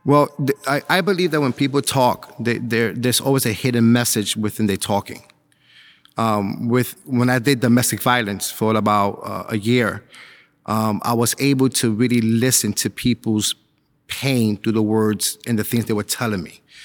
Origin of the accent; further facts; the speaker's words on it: New York City, New York, United States; moved away as an adult; now in Suffolk County, United States; I grew up in Spanish Harlem